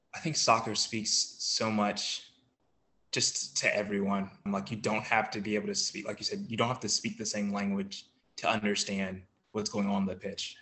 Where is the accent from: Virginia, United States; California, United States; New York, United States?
Virginia, United States; Collinsville; I'm from Collinsville, Virginia. It's a really small town in Virginia